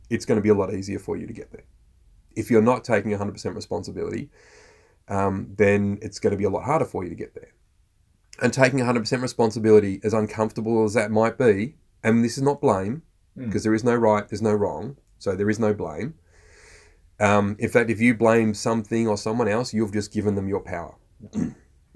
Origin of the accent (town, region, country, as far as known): Australia